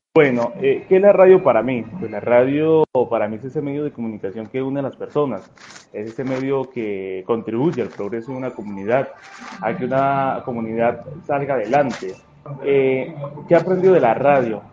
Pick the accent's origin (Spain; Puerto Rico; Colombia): Colombia; Cabrera; He aprendido a tener más sentido de pertenencia por, por mi pueblo